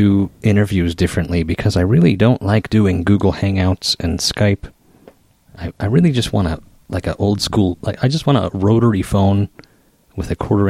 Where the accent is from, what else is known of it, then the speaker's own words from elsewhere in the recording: Idaho Falls, Idaho, United States; moved away as an adult; also born or lived in Seattle; I moved from Seattle to my hometown in Idaho Falls